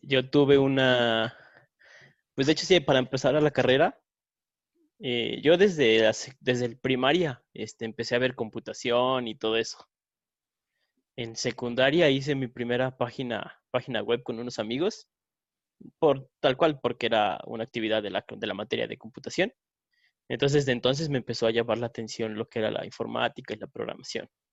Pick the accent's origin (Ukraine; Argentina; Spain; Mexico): Mexico; San Luis Potosí; nosotros somos de San Luis Potosí, capital, y aquí el bofos se usa mucho